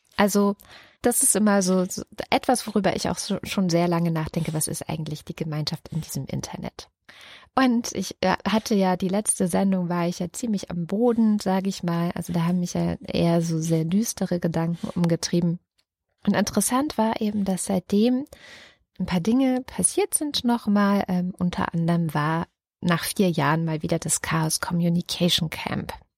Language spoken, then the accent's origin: German; Baden-Württemberg, Germany; moved away; also born or lived in East Germany (GDR); ich bin auf einem Dorf in Baden-Württemberg groß geworden oder von der ersten bis zur 13. Klasse habe ich auf einem kleinen Dorf in Baden-Württemberg gelebt.